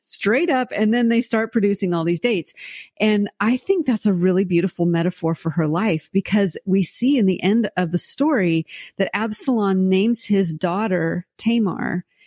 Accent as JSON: {"language": "English", "country": "United States", "also_born_or_lived": "France", "said": "as an American"}